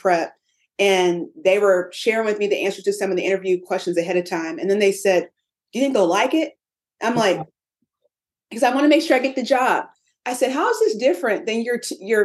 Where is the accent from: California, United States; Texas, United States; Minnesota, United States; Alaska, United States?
Texas, United States; Austin; I'm from Austin, Texas, where we keep it weird